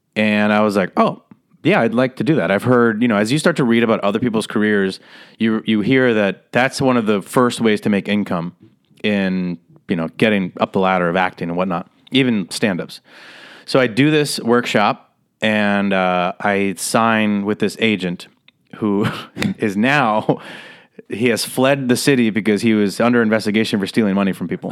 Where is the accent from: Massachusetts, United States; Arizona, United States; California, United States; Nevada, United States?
Nevada, United States; Las Vegas; moved away as an adult; also born or lived in San Diego / Los Angeles; I grew up in Las Vegas, Nevada